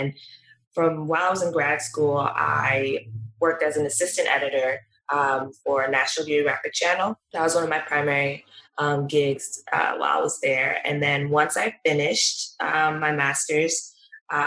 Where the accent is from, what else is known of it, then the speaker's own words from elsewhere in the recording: Washington, District of Columbia, United States; also born or lived in New York; my hometown, which is Washington, D.C.